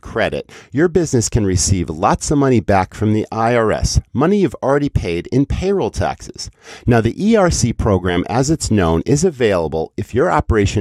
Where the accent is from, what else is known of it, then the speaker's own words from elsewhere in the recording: Western Massachusetts, United States; as a kid growing up in Western Massachusetts